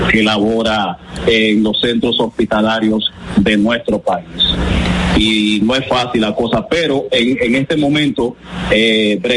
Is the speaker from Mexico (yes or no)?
no; Dominican Republic; now in United States; nosotros como dominicanos eh, radicados aquí en Estados Unidos